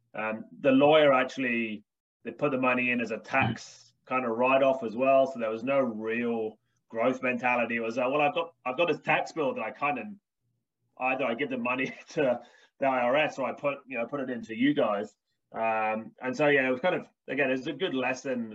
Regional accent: United Kingdom; also born or lived in Birmingham, United Kingdom; I'm British English

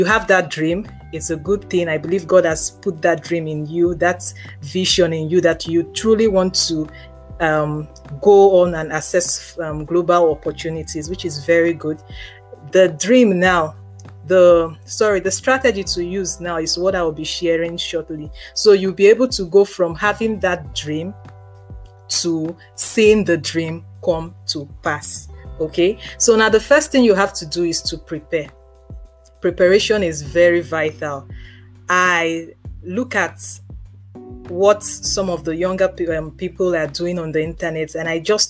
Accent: Lagos, Nigeria; I grew up in Ajegunle for the first 20-something years of my life

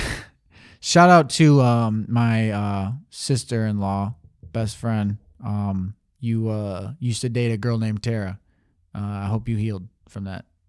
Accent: Saginaw, Michigan, United States; I was born in Michigan, Saginaw

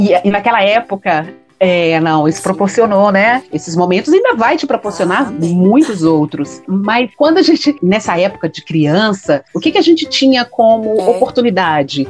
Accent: João Monlevade, Minas Gerais, Brazil; quando era criança, pequenininha, em João Molevade

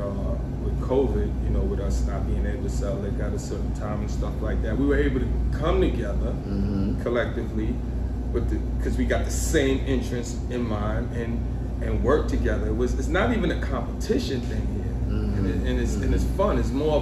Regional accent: New York City, New York, United States; moved away as an adult; also born or lived in Atlanta, Georgia; now in Charlotte, United States; That's where I'm born

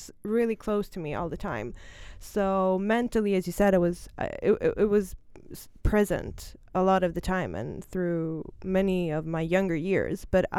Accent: Stockholm, Stockholm County, Sweden; English is a second language; I'm born and raised in Stockholm. I'm 30 years old.

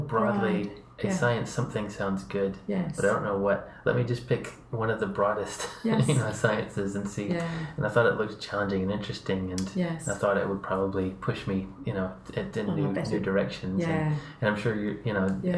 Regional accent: United States

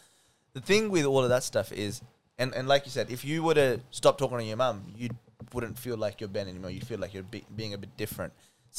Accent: India; English is a second language; now in Australia; let's say I come from India, and I know how to speak my language. I can speak it fluently

